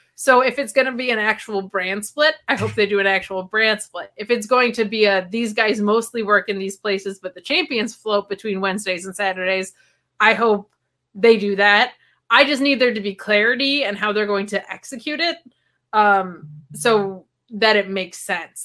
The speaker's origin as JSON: {"language": "English", "country": "United States", "said": "I'm American"}